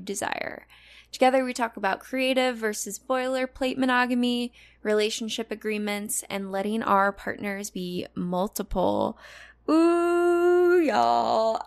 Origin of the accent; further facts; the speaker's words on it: California, United States; moved away as an adult; now in Chicago, United States; I'm originally from California, which is where what I know, and then just moved to Chicago after college